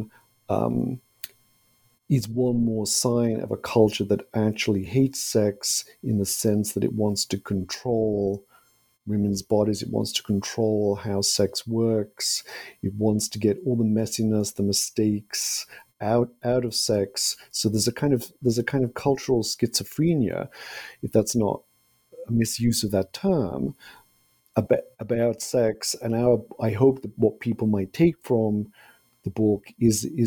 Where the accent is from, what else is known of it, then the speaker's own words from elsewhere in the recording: United Kingdom; moved away; I'm originally from Britain